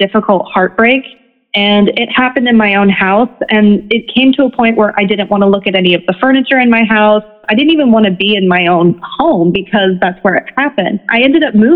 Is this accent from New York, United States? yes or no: no; Memphis, Tennessee, United States; moved away as an adult; now in Nashville, United States; I'm currently based in Nashville, Tennessee, but the vast majority of my life, I grew up in Memphis, Tennessee.